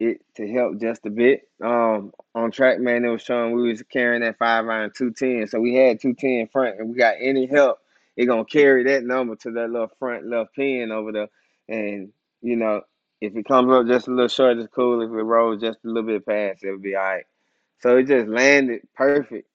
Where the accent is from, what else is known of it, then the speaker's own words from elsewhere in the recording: College Park, United States; Coming from where I come from College Park.